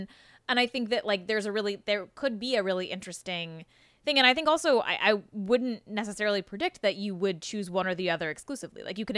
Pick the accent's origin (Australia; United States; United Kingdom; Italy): United States; San Diego, California; I grew up in San Diego